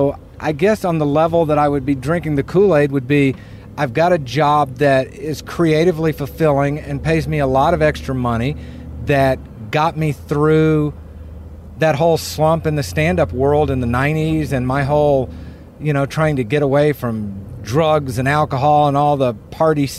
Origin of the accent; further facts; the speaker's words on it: North Carolina, United States; now in California, United States; I'm originally from California, but I grew up in North Carolina